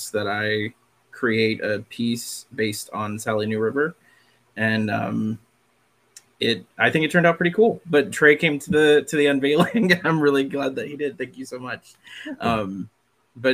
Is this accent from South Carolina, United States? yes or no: yes; Catawba Reservation, South Carolina, United States; I am Catawba and I grew up on the Catawba Reservation